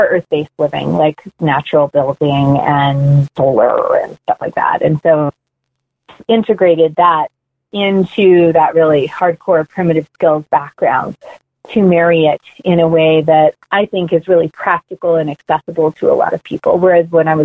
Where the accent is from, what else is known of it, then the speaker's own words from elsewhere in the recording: Pacific Northwest, United States; now in Asheville, United States; So I was born in the Pacific Northwest, and I was lucky enough to live in the country